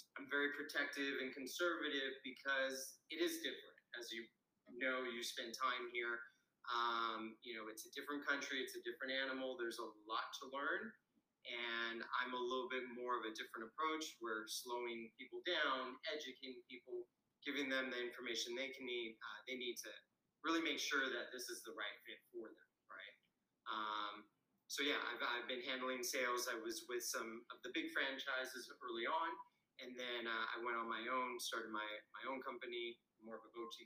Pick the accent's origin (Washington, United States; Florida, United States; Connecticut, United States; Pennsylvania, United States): Washington, United States; moved away as an adult; now in Costa Rica; I'm originally from Washington State